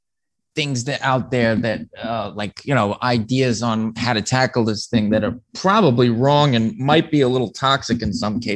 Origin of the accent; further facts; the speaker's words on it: New York City, New York, United States; Well, I grew up on the South Shore of Staten Island. It's a heavy Italian enclave. I'm half Irish